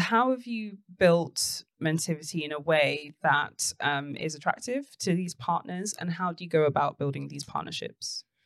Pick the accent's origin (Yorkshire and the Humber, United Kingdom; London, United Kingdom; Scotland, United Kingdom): London, United Kingdom; I grew up in Tottenham